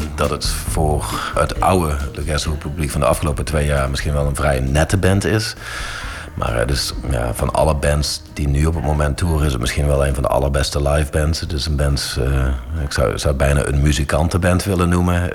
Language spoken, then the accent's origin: Dutch; Heythuysen, Limburg, Netherlands; groeide op eh, in, Midden-Limburg. Johan kwam uit Rogel, ik kwam uit Heidhuizen.